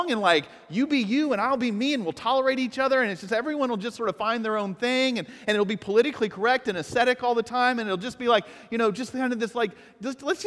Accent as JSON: {"language": "English", "town": "Atlanta", "region": "Georgia", "country": "United States", "moved": "yes", "said": "I am from Atlanta, Atlanta, Georgia"}